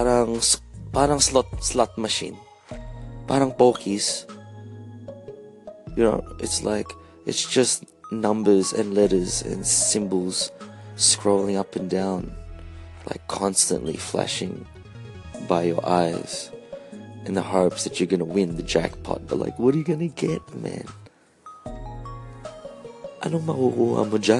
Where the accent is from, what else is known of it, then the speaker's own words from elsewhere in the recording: Australia; being a Filipino Australian